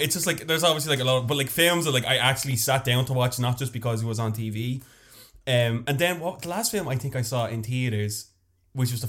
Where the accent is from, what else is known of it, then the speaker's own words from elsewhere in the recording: Dublin, Leinster, Ireland; I am the first homegrown baby. I'm from Northside